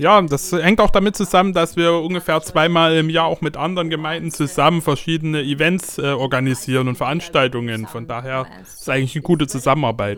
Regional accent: Ukraine; als Ukrainer

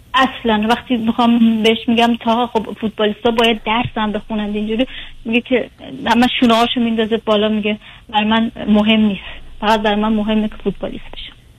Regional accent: Iran; moved away; من متولد ایرانم

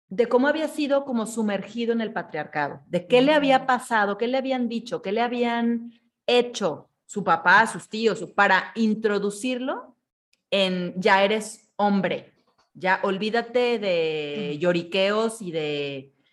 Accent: Mexico; como mexicanos

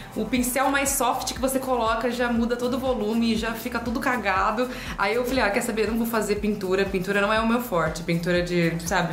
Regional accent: Ribeirão Preto, São Paulo, Brazil; Sou de Ribeirão

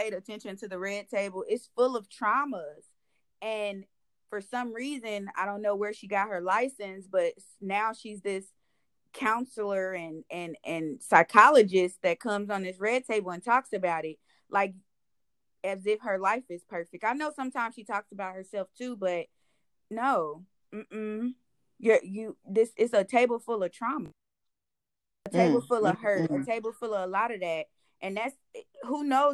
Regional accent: Indiana, United States; I'm from Indiana

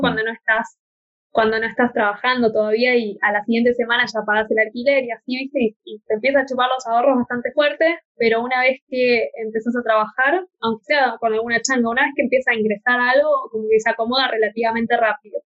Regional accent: Argentina; moved away as an adult; also born or lived in Australia / New Zealand; vengo de Argentina

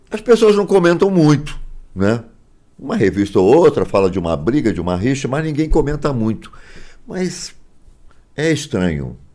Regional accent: Rio de Janeiro, Brazil; now in São Paulo, Brazil; Eu sou carioca, mas eu não uhum. queria voltar. Eu já morava em São Paulo, minha vida já estava em São Paulo, então eu não queria voltar para o Rio.

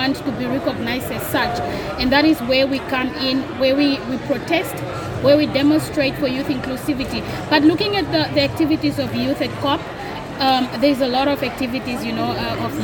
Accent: Namibia; I'm from Africa and I'm from Namibia, a developing state on that matter.

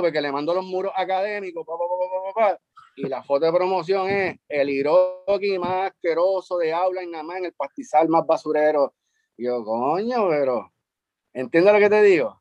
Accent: San Juan, Puerto Rico; also born or lived in Carolina, Puerto Rico; donde me crié en Río Piedra, que fue un caserío que se llamaba López y Caldó

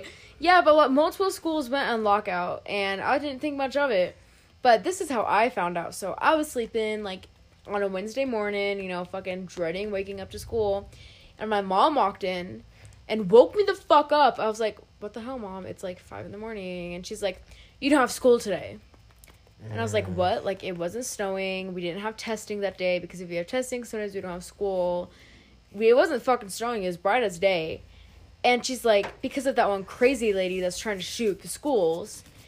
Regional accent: West Colorado, United States; we grew up in West Colorado

